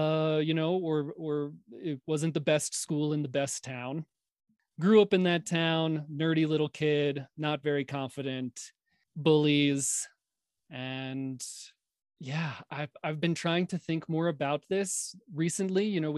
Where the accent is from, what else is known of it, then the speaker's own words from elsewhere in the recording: New York, United States; Not a confident kid at all. I grew up in a time, I don't know how many younger listeners you have, John, but if they're out there, listen to this.